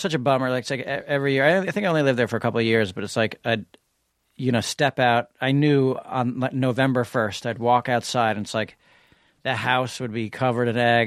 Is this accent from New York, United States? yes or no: yes; New York City, New York, United States; I grew up on East eighty-sixth Street in New York City.